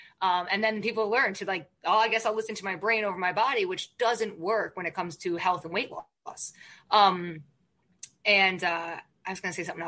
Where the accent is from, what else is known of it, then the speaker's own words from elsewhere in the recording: Ireland; I can never be vegan because I'm Irish and I like meat and potatoes